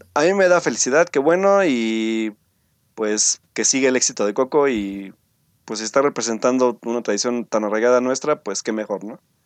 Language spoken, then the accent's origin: Spanish; Mexico